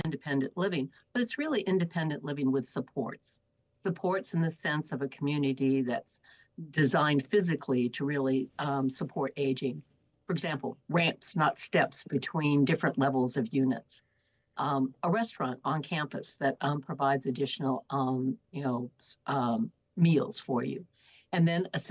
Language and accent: English; Arizona, United States; I come from Arizona